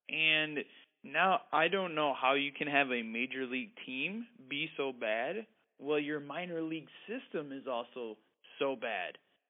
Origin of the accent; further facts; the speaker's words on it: Ohio, United States; I'm a Midwest guy. I was born in Ohio.